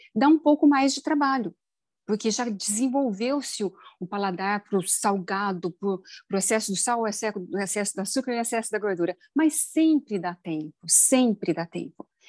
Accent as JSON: {"language": "Portuguese", "region": "Minas Gerais", "country": "Brazil", "said": "eu sou mineira"}